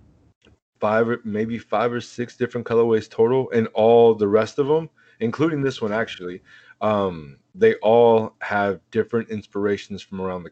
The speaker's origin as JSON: {"language": "English", "town": "Oakland", "region": "California", "country": "United States", "said": "I'm from Oakland."}